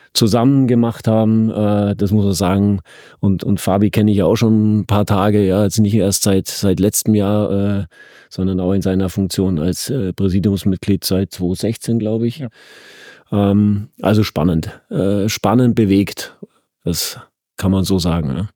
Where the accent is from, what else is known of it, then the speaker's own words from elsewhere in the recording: Bavaria, Germany; now in Berlin, Germany; ich komme aus dem Süden, aus dem, aus dem äußersten Süden, an der, an der Grenze mhm. zu Österreich und Schweiz. Äh, äh, und bin da ja auch groß geworden